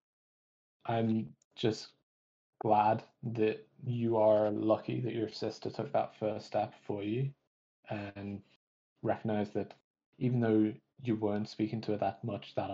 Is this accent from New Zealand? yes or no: no; Manchester, North West England, United Kingdom; moved away as an adult; also born or lived in London; now in Belfast, United Kingdom; I grew up in Manchester. I went to university in London, and then I moved to Belfast